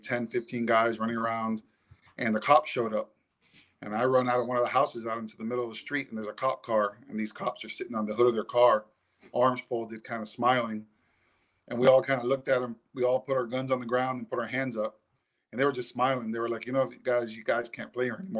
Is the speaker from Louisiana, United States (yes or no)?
no; Miami, Florida, United States; now in South Carolina, United States; I grew up in South Florida in Miami